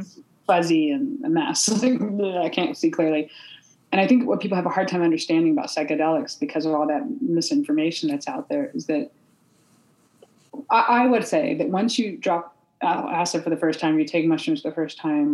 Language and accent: English; Humboldt County, California, United States; I grew up in Humboldt County in the '70s where all the marijuana was